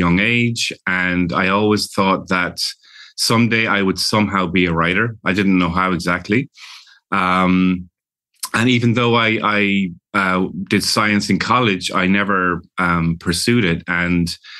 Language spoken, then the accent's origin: English; London, United Kingdom; also born or lived in Ireland; now in Los Angeles, United States; I was born in London to Irish parents, and we would spend our summers during the year, I would live in London in a big, you know, bustling city in a Victorian house